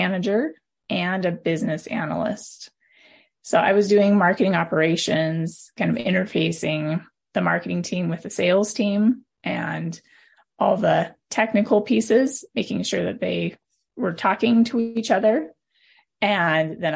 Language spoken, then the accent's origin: English; Montana, United States; moved away as an adult; also born or lived in Arizona / California / Nevada; now in Utah, United States; I was born and raised in Montana, and I'm just a Montana girl at my heart, third generation Montanan.